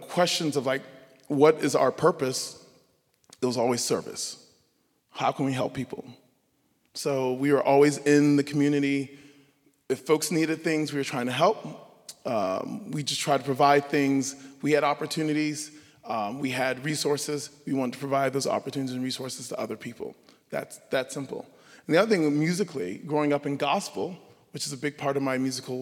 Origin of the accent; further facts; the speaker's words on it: Savannah, Georgia, United States; I grew up in Savannah, Georgia. Savannah, Georgia is home